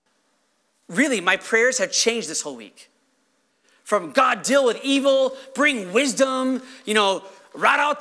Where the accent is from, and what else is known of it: United States